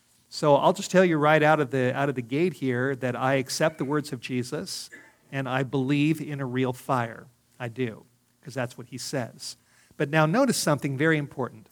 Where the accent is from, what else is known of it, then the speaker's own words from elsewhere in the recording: Los Angeles, California, United States; moved away; also born or lived in Hollywood Hills; Growing up in Los Angeles